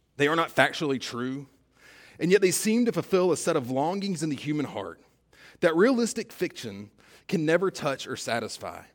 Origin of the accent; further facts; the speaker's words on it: South Georgia, United States; I'm from South Georgia